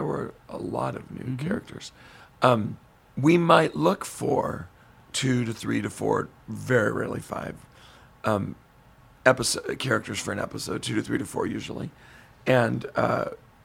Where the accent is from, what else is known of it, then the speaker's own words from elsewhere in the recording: Modesto, California, United States; we did a concert in my hometown, Modesto, at the Gallo Arts Center.